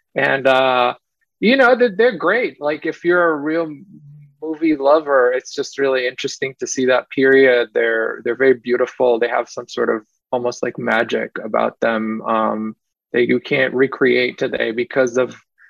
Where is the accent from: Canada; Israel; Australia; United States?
Israel; I grew up in Israel